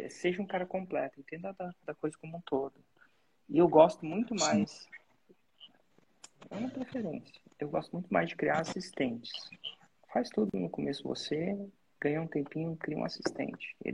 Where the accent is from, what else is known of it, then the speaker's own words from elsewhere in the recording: Porto Alegre, Rio Grande do Sul, Brazil; sou de Porto Alegre, Porto Alegre, Rio Grande do Sul.